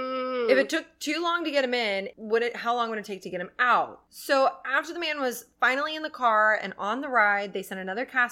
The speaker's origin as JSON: {"language": "English", "town": "Jackson Hole", "region": "Wyoming", "country": "United States", "tie": "born or raised there", "said": "So there is a place where I grew up in Jackson Hole. It's called Adventure Landing."}